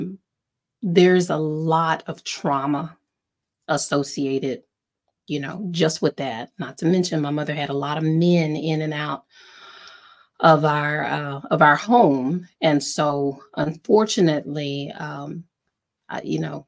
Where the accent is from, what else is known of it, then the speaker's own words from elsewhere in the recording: East Texas, United States; I grew up in East Texas